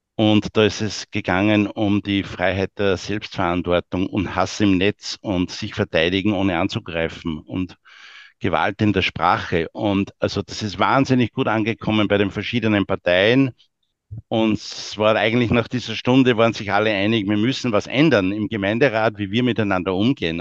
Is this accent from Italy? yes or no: no; Austria; wir als Österreicher